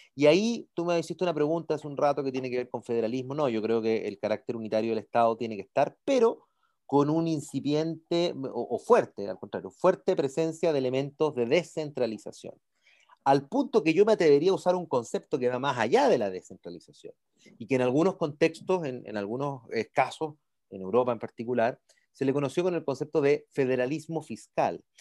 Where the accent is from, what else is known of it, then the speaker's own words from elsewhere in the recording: San Miguel, Santiago Metropolitan Region, Chile; also born or lived in Italy; yo soy nacido y crecido en San Miguel, mis amigos son de la cisterna